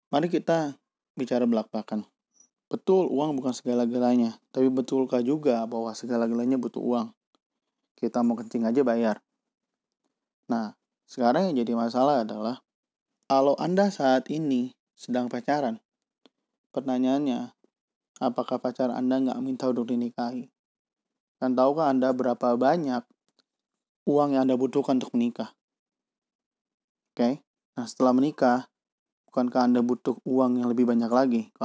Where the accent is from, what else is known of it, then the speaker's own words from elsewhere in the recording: Bandung, West Java, Indonesia; Saya akan nggak akan berbicara secara nasional karena saya dari kota Bandung dan ini apa yang saya lihat di depan mata saya.